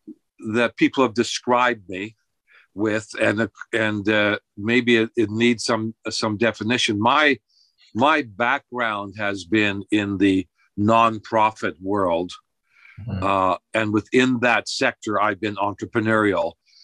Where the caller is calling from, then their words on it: Fukuoka, Japan; I'm speaking from Fukuoka, and you're in Texas.